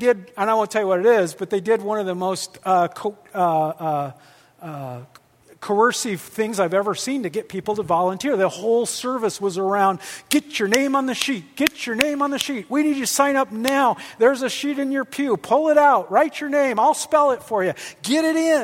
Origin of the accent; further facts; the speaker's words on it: Midwest, United States; I'm from the Midwest